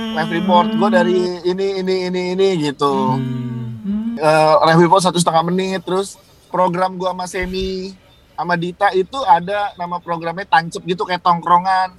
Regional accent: Jakarta, Indonesia; now in South Tangerang, Indonesia; gue asli Jakarta gue Betawi

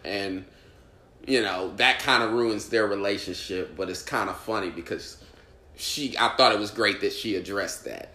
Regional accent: Indianapolis, Indiana, United States; now in New York, United States; I'm from Indianapolis

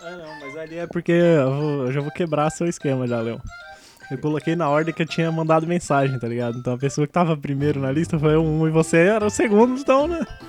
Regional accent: São Paulo, Brazil; eu sou de Itaquera, né? Que é o final da linha vermelha

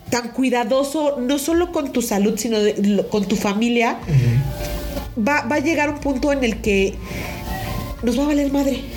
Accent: Mexico; Cuando nos conviene somos mexicanos.

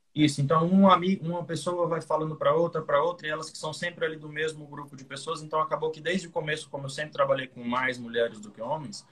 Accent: Fortaleza, Ceará, Brazil; Eu sou do Ceará, Fortaleza, aqui no Brasil

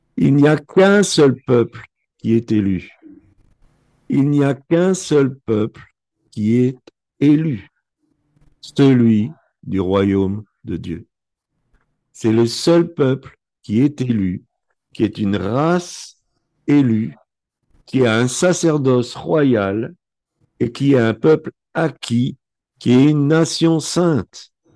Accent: Belgium; Je suis né en Belgique, mes parents sont nés en Belgique

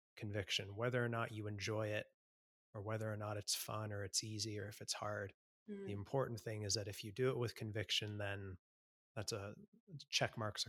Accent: Canada; also born or lived in Sydney; now in Melbourne, Australia; a Canadian living in Australia

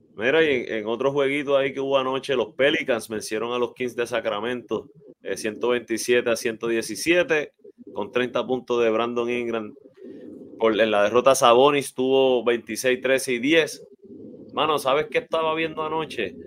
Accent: Arecibo, Puerto Rico; para muchos de nosotros que crecimos ahí en Vista Azul, Jardines, ¿verdad? Y áreas adyacentes en Albaja

